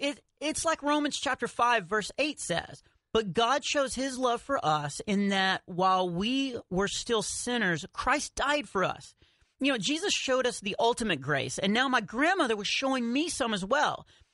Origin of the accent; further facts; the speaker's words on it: Texas, United States; I'm from Texas, so I've been skiing a lot of times in Colorado, you know, because that's what Texans do.